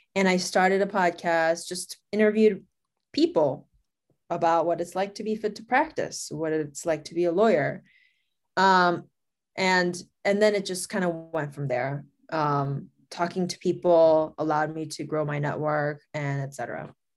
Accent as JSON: {"language": "English", "country": "South Korea", "tie": "born or raised there", "also_born_or_lived": "Los Angeles / Boston / Chicago / Las Vegas", "moved": "as an adult", "said": "I'm Korean, and I was raised in Korea. I was born in Los Angeles, but I was born in, I mean, I mean, I was raised in South Korea"}